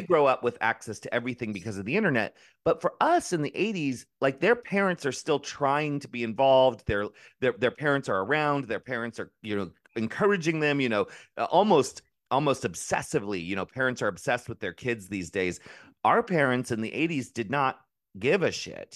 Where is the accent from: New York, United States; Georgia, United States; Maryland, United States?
Maryland, United States; growing up in Maryland